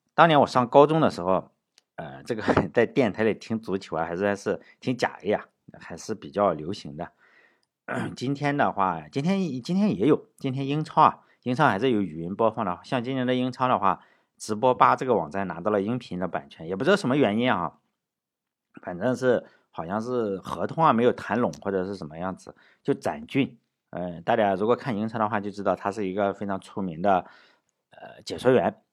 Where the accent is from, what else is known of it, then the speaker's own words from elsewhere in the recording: Shandong, China; moved away; 我小时候在山东的话